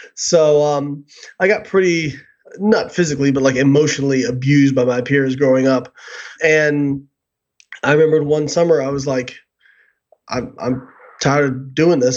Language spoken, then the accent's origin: English; Evansville, Indiana, United States; moved away; I grew up in Evansville, Indiana